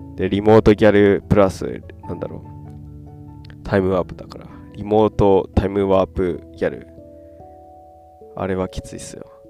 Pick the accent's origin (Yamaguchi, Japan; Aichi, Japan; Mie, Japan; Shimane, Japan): Yamaguchi, Japan; also born or lived in Kudamatsu; now in Beppu, Japan; 山口県出身のど田舎のから来たど田舎育ちの僕